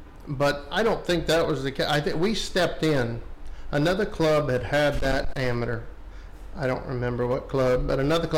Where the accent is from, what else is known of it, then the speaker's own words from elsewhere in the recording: James Island, South Carolina, United States; James Island.